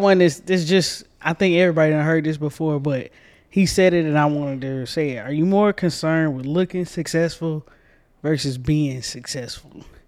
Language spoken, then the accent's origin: English; Georgia, United States; I'm from Georgia, too.